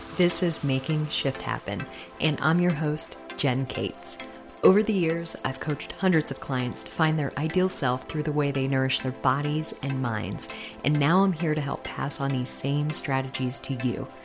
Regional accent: Tampa, Florida, United States; now in Denver, United States; I'm originally from the Tampa area

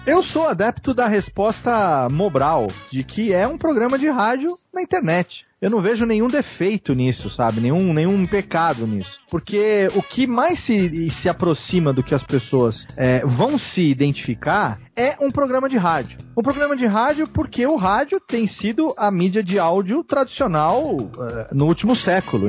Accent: interior of São Paulo, Brazil; moved away; eu voltei pra minha terra natal aqui no interior de São Paulo, depois de ter ficado vinte anos longe daqui

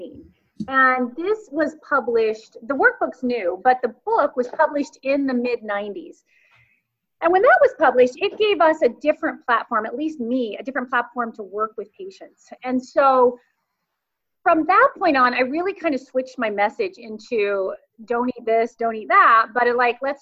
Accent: Kansas, United States; I grew up in Kansas on a farm

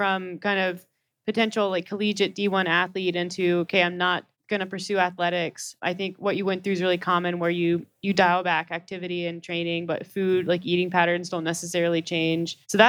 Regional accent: North Carolina, United States; I'm from North Carolina

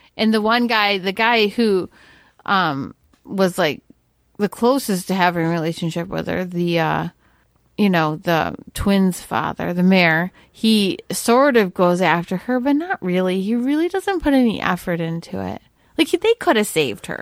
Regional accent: New York, United States; my home state of New York

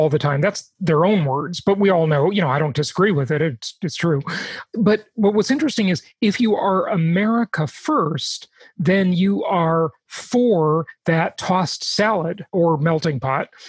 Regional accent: Los Angeles, California, United States; where I grew up in Los Angeles

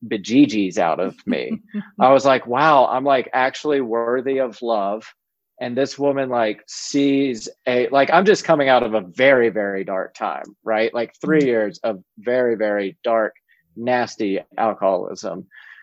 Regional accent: South Georgia, United States; I was growing up in South Georgia

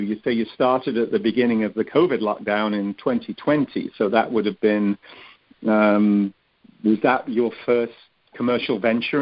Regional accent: Cheshire, North West England, United Kingdom; moved away; I grew up in England, up in the north, in Cheshire

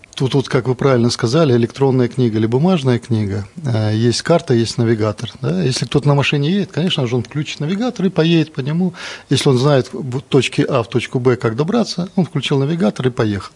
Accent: Belarus; Мы же белорусы, мы соседняя страна

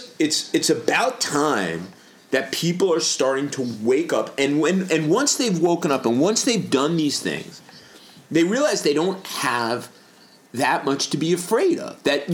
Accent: North Carolina, United States; Like, the NRA, these guys, I'm from North Carolina, and I'm very unhappy about the way the NRA has softened its position on guns.

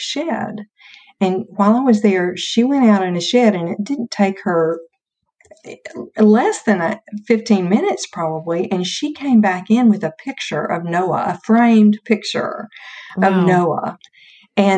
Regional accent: North Carolina, United States; born or raised there

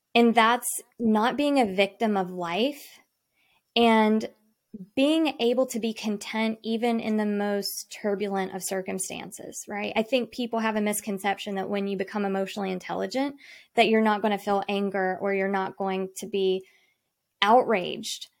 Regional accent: Salisbury, North Carolina, United States; I am from Salisbury, North Carolina. So I grew up on the lake

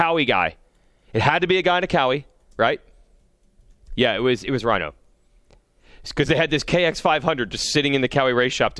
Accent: United States; because I was from America.

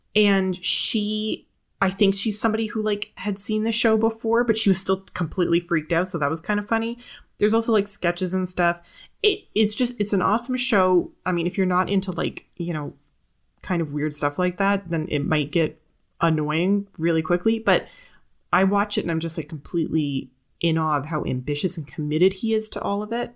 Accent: Canada; as a Canadian person

